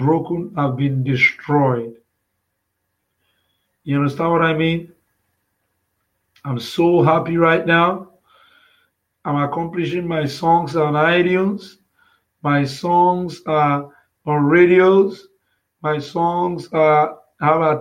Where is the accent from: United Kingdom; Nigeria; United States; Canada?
Nigeria; I came out from Nigeria. I was born in Nigeria